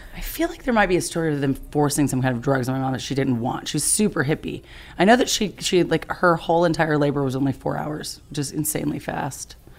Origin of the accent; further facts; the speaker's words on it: Bat Cave, North Carolina, United States; I'm originally from Bat Cave, North Carolina.